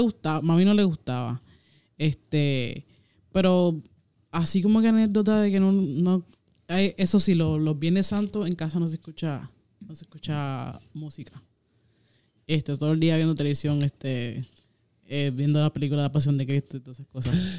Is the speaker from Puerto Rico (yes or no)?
yes; Puerto Rico; en mi pueblo, este, yo que no tengo carro, eh, había una, solamente una discotienda